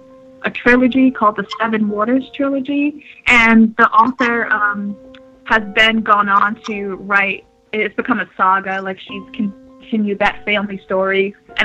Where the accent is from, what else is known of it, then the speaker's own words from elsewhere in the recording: New York, United States; moved away as an adult; now in New Hampshire, United States; I'm originally from New York, and I've been living in New Hampshire for the last 5 years or so. So I went from being a city girl